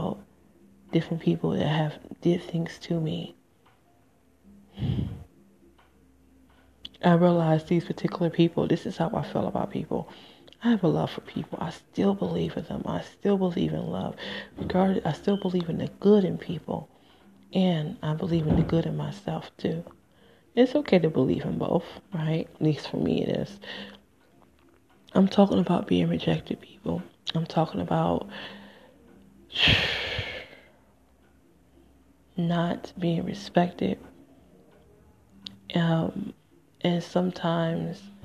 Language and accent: English; Michigan, United States; moved away; also born or lived in Nevada / New Jersey; I'm from Michigan